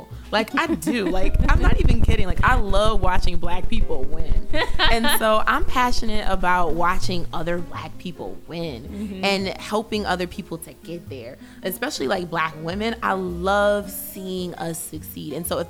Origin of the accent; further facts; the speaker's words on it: Bridgeport, Connecticut, United States; growing up in the 90s as a Bridgeport kid